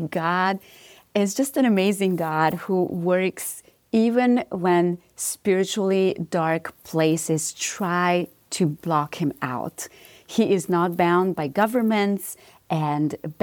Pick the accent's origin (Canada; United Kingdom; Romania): Romania; moved away; Yes, so I am originally from Romania. So this is not a southern accent that everybody's hearing here. but growing up in Romania